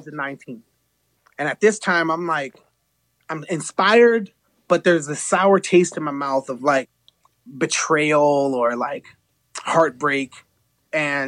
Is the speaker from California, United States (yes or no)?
yes; Los Angeles, California, United States; I'm born and raised in East